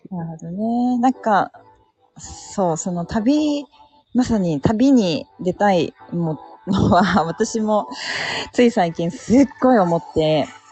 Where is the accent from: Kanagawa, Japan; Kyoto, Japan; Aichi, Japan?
Kanagawa, Japan; Yokohama; now in Hakuba, Japan; 私、出身横浜です